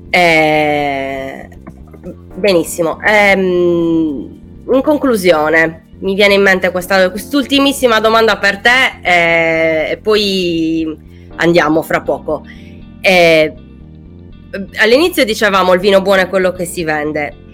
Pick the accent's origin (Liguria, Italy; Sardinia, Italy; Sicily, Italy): Sardinia, Italy; Quartu Sant'Elena; a un caro amico che sta un po' dall'altra parte della Sardegna perché sta a Gavoi, quindi io sono di, son di Quartu, siamo okay. a 200 km di distanza